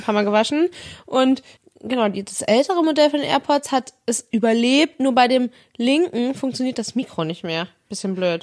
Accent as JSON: {"language": "German", "region": "Northern Germany", "country": "Germany", "said": "für mich als Norddeutsche"}